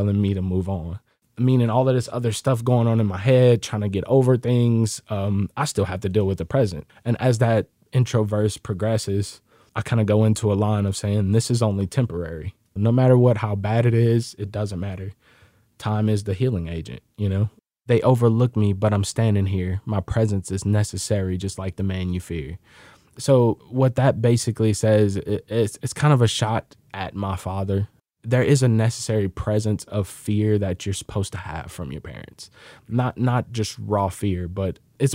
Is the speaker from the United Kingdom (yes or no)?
no; the South, United States; I am from the South.